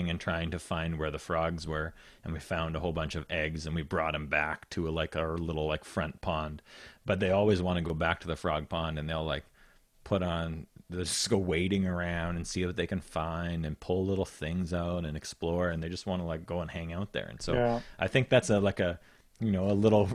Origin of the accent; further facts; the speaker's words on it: Saskatoon, Saskatchewan, Canada; also born or lived in Lloydminster; I grew up in Saskatoon